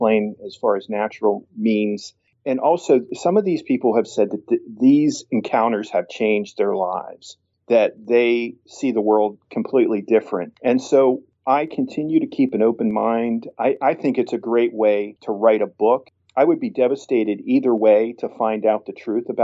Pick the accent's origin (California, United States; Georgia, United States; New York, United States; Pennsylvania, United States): Pennsylvania, United States; Tyrone; my hometown of Tyrone, Pennsylvania